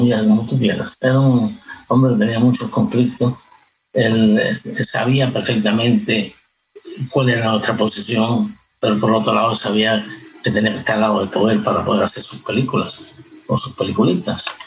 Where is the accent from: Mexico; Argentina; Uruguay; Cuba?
Cuba; moved away as an adult; ya yo cuando me fui de Cuba tenía una vida en Cuba. No es que me fui de jovencito, fui ya 20 años